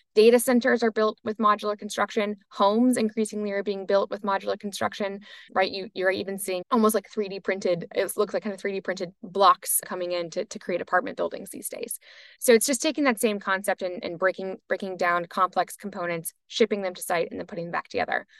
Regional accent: United States; I'm obviously American

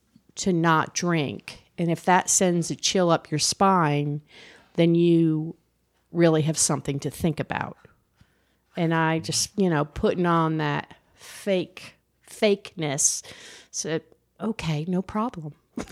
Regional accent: New Jersey, United States; Well, I grew up in New Jersey.

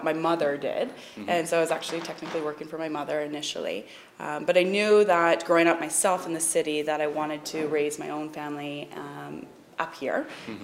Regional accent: Barrie, Ontario, Canada; also born or lived in Toronto; I grew up in Barrie and then did my schooling in Toronto.

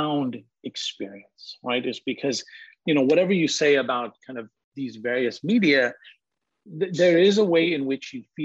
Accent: Bay Area, California, United States; also born or lived in India; I came to this country when I was 8 years old, okay? I was born in India. I migrated with my family in 1980. We moved to the Bay Area

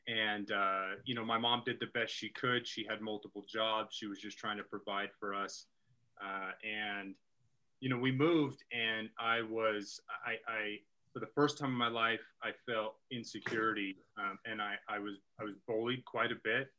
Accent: Utah, United States; I grew up here in Utah

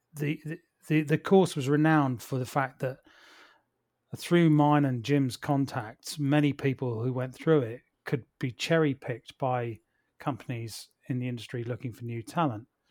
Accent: Plymouth, South West England, United Kingdom; moved away; also born or lived in London; my family and I moved back to my hometown of Plymouth down here in the southwest by the sea.

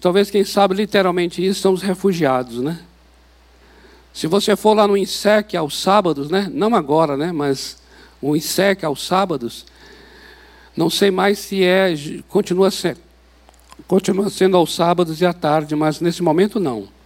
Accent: Brazil; nós somos aqui do Brasil, nós somos brasileiros

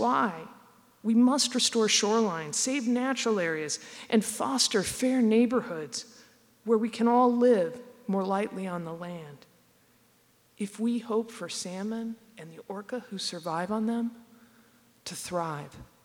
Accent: near Olympia, Washington, United States; I grew up near Olympia, at the end of the Salish Sea

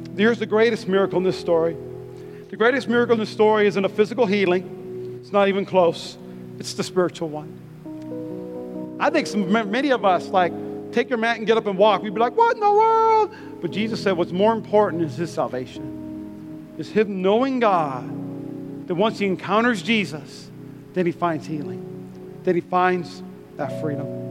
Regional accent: Las Vegas, Nevada, United States; I'm from East Las Vegas

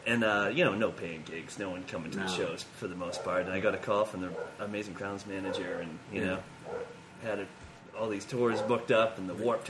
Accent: Salem, Massachusetts, United States; moved away as an adult; now in Newport, United States; I'm from Boston area, Salem, mm-hmm. Massachusetts.

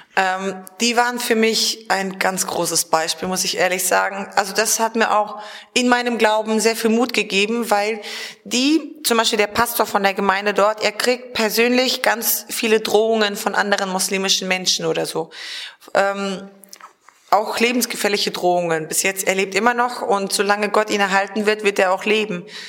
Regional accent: Germany; bei uns in Deutschland

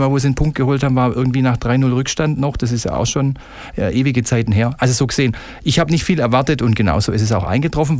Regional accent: Stuttgart, Baden-Württemberg, Germany; Ich bin ähm, sozusagen mit dem Brustring geboren worden in Bad Cannstatt

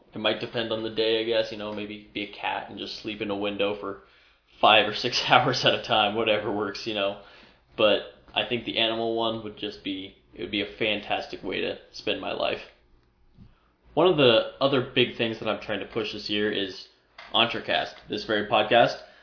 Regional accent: Omaha, Nebraska, United States; moved away as an adult; now in Iowa, United States; I'm originally from the Omaha area.

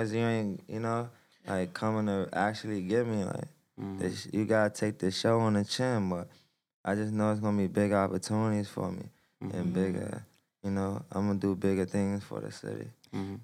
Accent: Washington, District of Columbia, United States; I'm from Southeast DC, and basically like it's a big struggle there

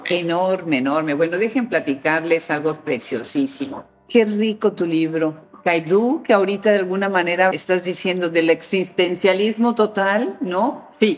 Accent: Mexico; moved away; mi país donde yo nací, mi país de origen, México

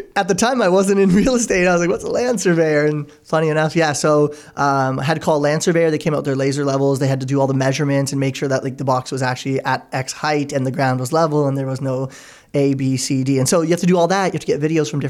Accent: Oakville, Ontario, Canada; We grew up in Oakville together

